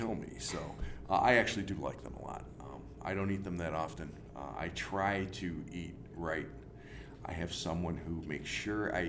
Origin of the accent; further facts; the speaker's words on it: Greece, New York, United States; I grew up in Greece